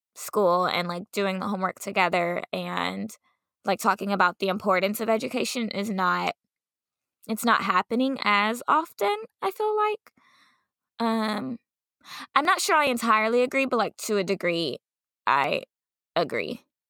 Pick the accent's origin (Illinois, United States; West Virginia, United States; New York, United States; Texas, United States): Texas, United States; Dallas; growing up in Dallas